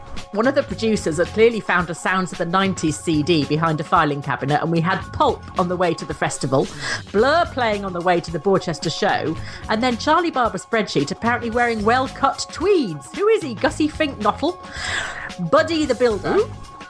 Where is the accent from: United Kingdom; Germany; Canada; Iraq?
United Kingdom; England; I am English